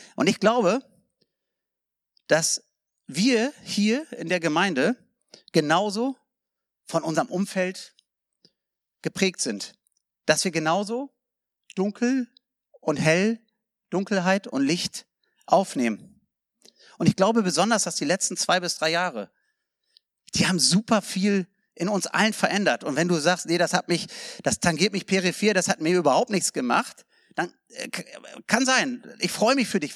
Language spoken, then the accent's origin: German; South Africa; also born or lived in Germany; Ich bin ein Deutscher, ich bin Südafrikaner, aber ich bin auch Deutscher.